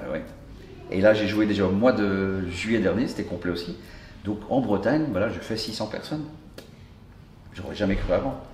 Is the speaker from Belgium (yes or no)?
yes; Brussels, Brussels-Capital Region, Belgium; je suis bruxellois